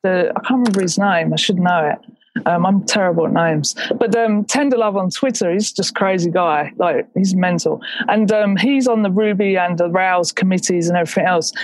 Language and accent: English; England, United Kingdom; I'm English